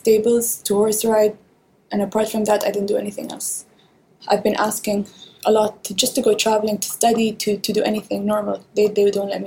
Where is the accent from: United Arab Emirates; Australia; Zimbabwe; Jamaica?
United Arab Emirates; Dubai; My father is the Prime Minister of UAE